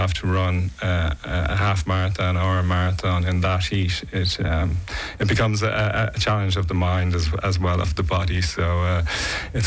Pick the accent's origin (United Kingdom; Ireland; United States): Ireland; Dublin, Leinster; moved away as an adult; now in Nice, France; I'm originally from Dublin, Ireland, and I moved to Nice 3 years ago